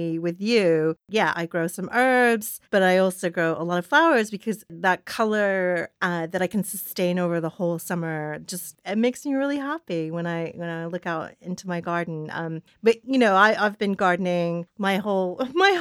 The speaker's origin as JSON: {"language": "English", "region": "Tennessee", "country": "United States", "tie": "born or raised there", "said": "I grew up in Tennessee"}